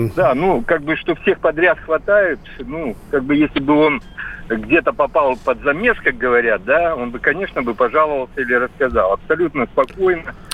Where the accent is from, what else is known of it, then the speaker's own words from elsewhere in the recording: Belarus; now in Krasnodar, Russia; я сам из Белоруссии, э, давно, правда, приехал в Краснодар